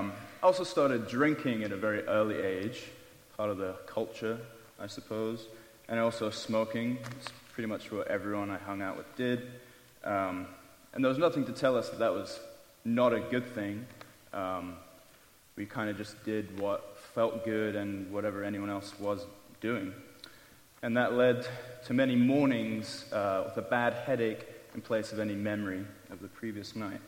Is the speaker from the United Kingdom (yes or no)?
yes; England, United Kingdom; moved away as an adult; I left that glorious country of England 3 years and 2 weeks ago to come here